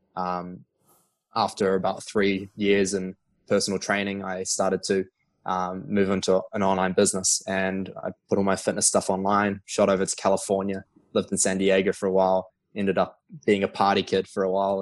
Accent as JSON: {"language": "English", "region": "Auckland", "country": "New Zealand", "tie": "born or raised there", "also_born_or_lived": "Queenstown, New Zealand / Sydney, Australia / Melbourne, Australia", "said": "So grew up in Auckland, New Zealand, and right now I'm in Auckland"}